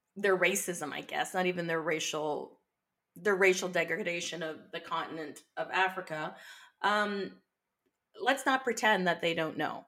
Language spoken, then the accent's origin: English; Barbados; I'm from Barbados, which was one of the major sugar producers for Britain